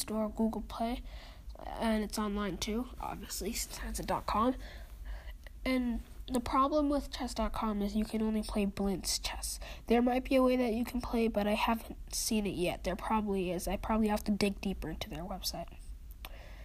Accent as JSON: {"language": "English", "region": "Minnesota", "country": "United States", "said": "I'm from Minnesota"}